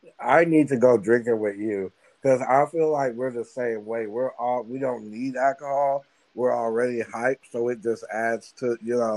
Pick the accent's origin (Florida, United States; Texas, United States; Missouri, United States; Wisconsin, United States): Texas, United States; Dallas; I'm from Dallas.